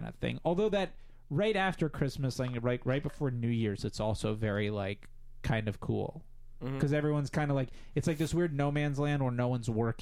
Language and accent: English; South Florida, United States; moved away